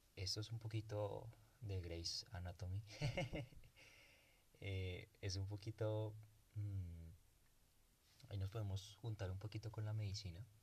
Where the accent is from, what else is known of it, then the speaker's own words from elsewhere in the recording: Colombia; En mi país